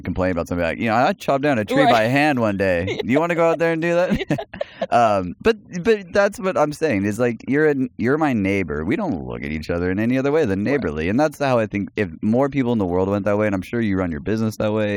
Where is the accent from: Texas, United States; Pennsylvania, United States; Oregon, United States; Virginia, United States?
Texas, United States; El Paso; growing up in El Paso, Texas